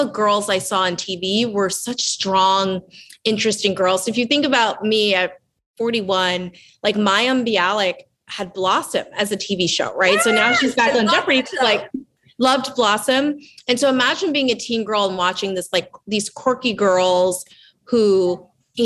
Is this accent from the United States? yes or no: yes; Southern New Jersey, United States; also born or lived in Lancaster, Pennsylvania; I was raised in Southern New Jersey